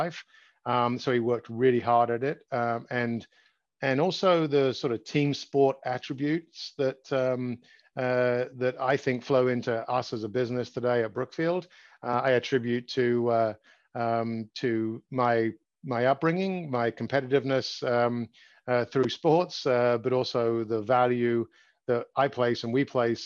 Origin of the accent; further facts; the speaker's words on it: London, United Kingdom; moved away as an adult; now in United States; I grew up in London, England. I was born just outside of England, just outside of London.